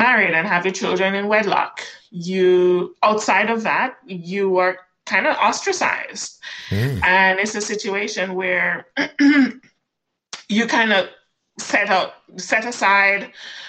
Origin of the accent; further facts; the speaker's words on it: Jamaica; moved away as an adult; also born or lived in Kingston, Jamaica; now in United States; I'm Jamaican born and raised, right? An island girl.